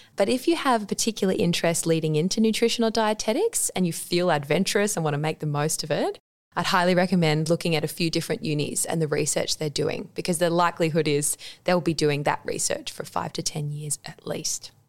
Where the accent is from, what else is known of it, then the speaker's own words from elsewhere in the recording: Adelaide, South Australia, Australia; I'm from Adelaide. So, I was at Adelaide High School and I had a really great five years there